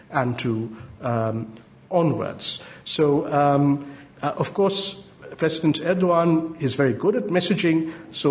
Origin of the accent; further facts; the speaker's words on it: West Bengal, India; now in United Kingdom; my home state, West Bengal